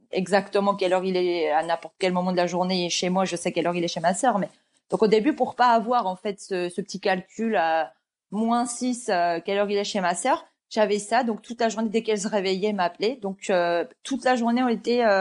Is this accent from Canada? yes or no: no; Rennes, Brittany, France; on a vécu à Rennes en plus. Voilà, on a grandi à Rennes. Euh, Rennes en plus c'est une petite ville